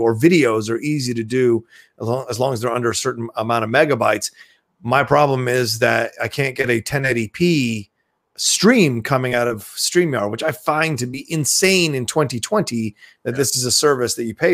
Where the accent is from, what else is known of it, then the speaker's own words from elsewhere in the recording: Dale City, Virginia, United States; also born or lived in Philadelphia, Pennsylvania; I was only there for like a year and then we moved, to Virginia/DC. And that's where I really call home is, Virginia, DC, even though I still feel like a city boy. I did grow up in the kind of a suburban, area.